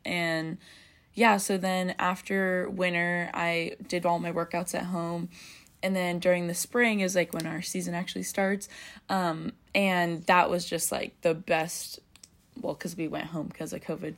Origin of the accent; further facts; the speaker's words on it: Bay Area, California, United States; now in Orange, United States; I'm from the Bay Area, but I'm usually living in Orange